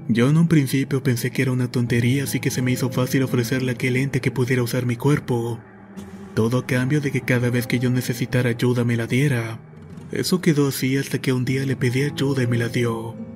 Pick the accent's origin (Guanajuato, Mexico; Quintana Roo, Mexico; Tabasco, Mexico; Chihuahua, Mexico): Quintana Roo, Mexico; Cancún; soy de Cancún, Quintana Roo.